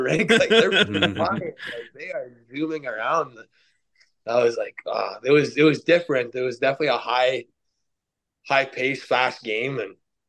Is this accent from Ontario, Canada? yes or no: no; Kitigan Zibi, Quebec, Canada; growing up here